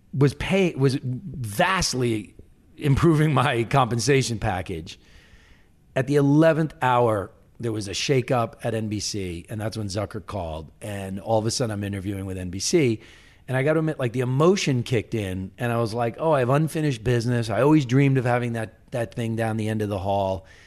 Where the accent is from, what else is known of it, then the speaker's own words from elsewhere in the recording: Long Island, New York, United States; I grew up on Long Island